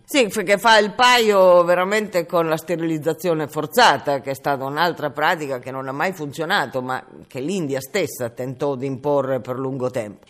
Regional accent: Italy

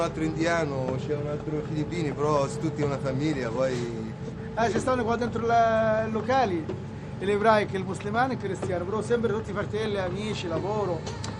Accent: Egypt; Italian is a second language; now in Rome, Italy; io sono egiziano, cristiano

